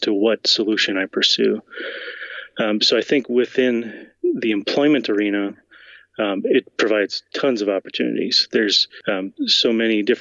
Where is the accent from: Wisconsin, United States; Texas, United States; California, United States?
Wisconsin, United States; born and raised in Wisconsin